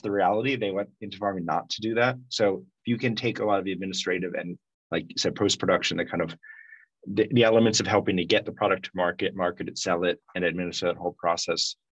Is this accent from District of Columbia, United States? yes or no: yes; Washington, District of Columbia, United States; I grew up in Washington, D.C., but always kept those ties